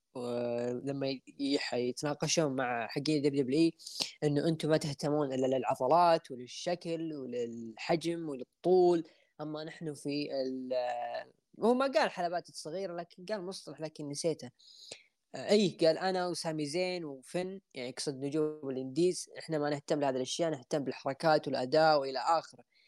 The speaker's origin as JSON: {"language": "Arabic", "country": "Saudi Arabia"}